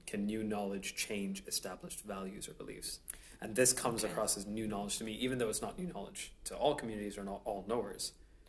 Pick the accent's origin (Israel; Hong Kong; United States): Hong Kong; I was born and raised in Hong Kong